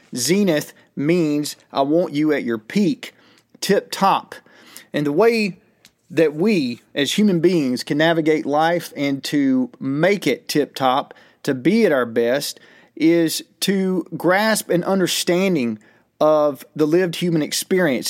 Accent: United States; as an American

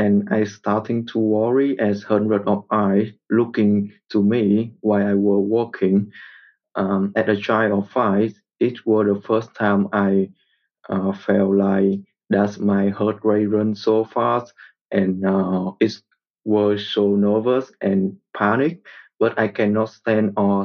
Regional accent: Vietnam; I am from Vietnam, and my parents were born and grew up in the north of my country

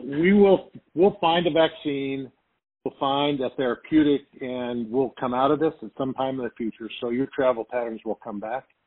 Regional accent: Arcadia, California, United States; I grew up in Arcadia, California, which is basically at the bottom of the mountain

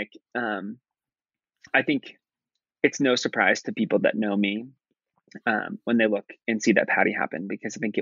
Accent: Nebraska, United States; moved away; growing up in Nebraska, even though I grew up in a suburb and I grew up in a liberal town in the middle of a very red state

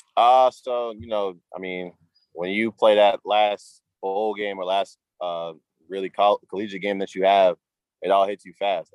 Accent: Cambridge, Massachusetts, United States; also born or lived in Malden, Massachusetts / Everett, Massachusetts / Myrtle Beach, South Carolina; I'm from Cambridge, Mass. Originally, I moved to Malden, Mass. When I was 14 years old

